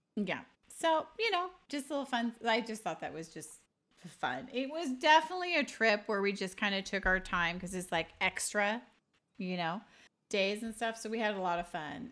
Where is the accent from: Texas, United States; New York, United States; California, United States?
California, United States; I'm from California